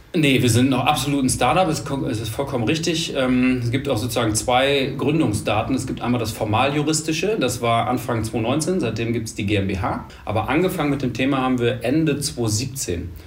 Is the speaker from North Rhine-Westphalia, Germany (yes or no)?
yes; Münster, North Rhine-Westphalia, Germany; moved away as an adult; also born or lived in Hamburg; now in Düsseldorf, Germany; Gebürtig aus Münster, mhm. äh, da ganz lange, dann lange Hamburg und jetzt seit drei Jahren Düsseldorf